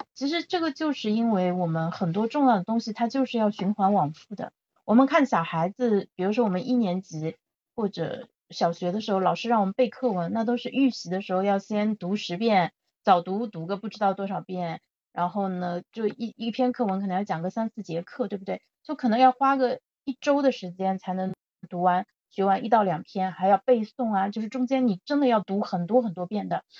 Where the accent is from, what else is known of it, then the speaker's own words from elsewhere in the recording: Zhejiang, China; 我现在在杭州嘛，我是浙江人